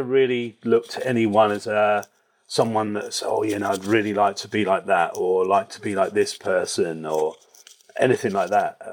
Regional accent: Reading, South East England, United Kingdom; I grew up in Berkshire, in Reading in Berkshire.

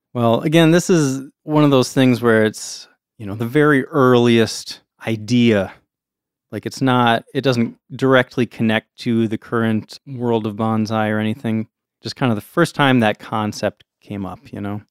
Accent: United States; we're American

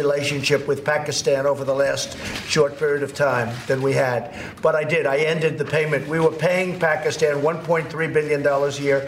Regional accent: New York City, New York, United States; I come from New York City

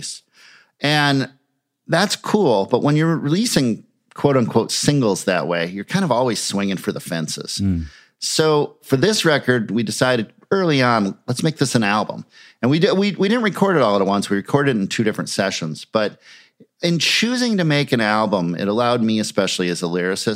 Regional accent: Minneapolis, Minnesota, United States; in Minneapolis. And so having these bands in my hometown

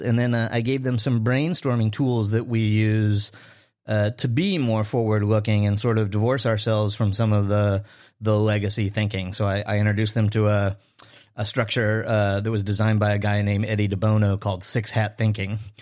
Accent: Chicago, Illinois, United States; my hometown in Chicago

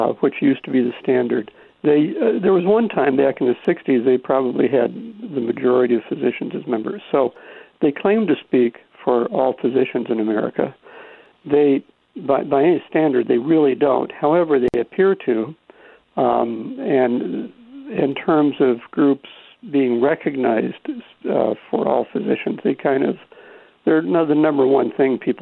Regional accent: the Ozarks of Missouri, United States; moved away as an adult; now in New York, United States; I grew up in the Ozarks of Missouri, rural suburban lifestyle

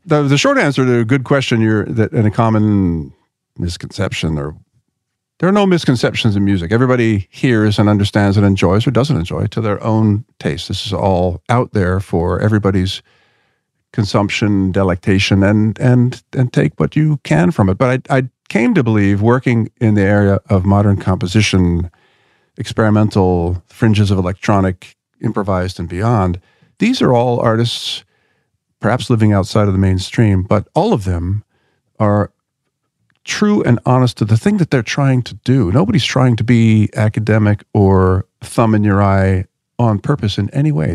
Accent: Philadelphia, Pennsylvania, United States; I grew up in Philadelphia

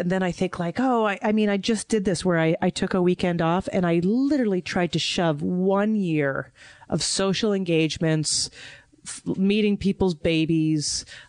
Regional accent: New York, United States; In London, they despised them. I just kept saying, but I'm from New York.

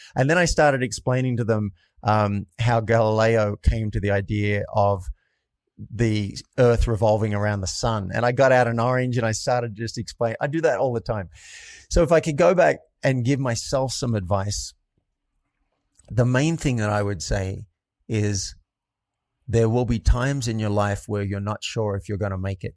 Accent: New South Wales, Australia; moved away as an adult; also born or lived in New York; I grew up in a country town in Australia, and about two hours north of Sydney

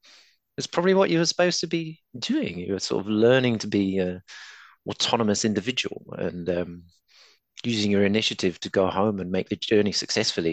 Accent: Croydon, London, United Kingdom; now in New Zealand; I grew up in Croydon

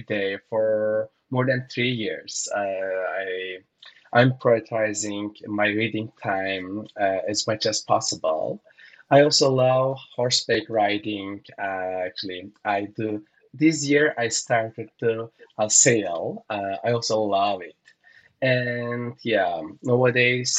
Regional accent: Turkey; now in Sao Paulo, Brazil; I'm originally from Turkey

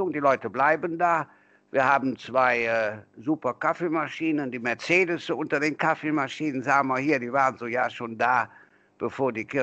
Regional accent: North Rhine-Westphalia, Germany; accent: Kölsch; Und ob Kölsch, also unser Dialekt, heißt Auferstehung

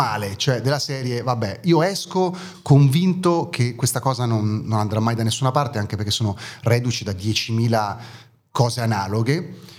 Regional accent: Italy; born or raised there; first language German; Italian is a second language; also born or lived in East Germany

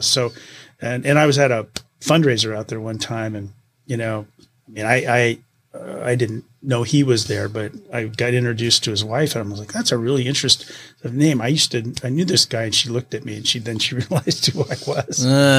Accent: Seattle, Washington, United States; And he goes, "Where are you from?" I go, "Seattle."

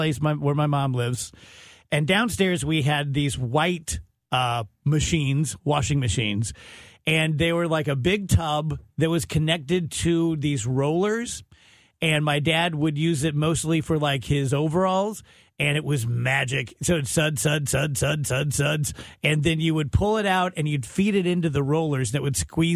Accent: South Texas, United States; I grew up in South Texas, so I didn't exactly grow up Martha's Vineyard

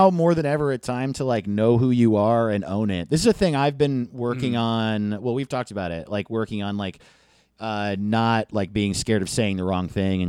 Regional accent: United States; I grew up white in America

